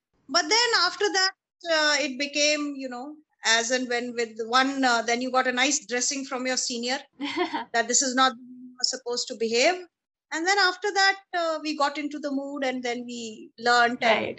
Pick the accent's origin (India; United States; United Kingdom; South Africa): India; Delhi; So my father was in the army. So we grew up in the different cantonments of this country. But mostly was in the Delhi cantonment, and I studied in the army public school, Dhola Kuan.